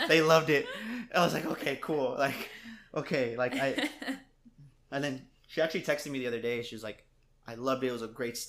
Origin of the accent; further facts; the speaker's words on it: San Antonio, Texas, United States; growing up on the West Side